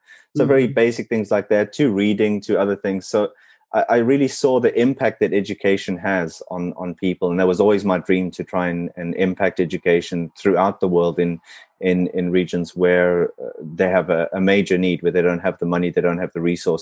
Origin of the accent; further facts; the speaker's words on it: South Africa; first language English; moved away; growing up in South Africa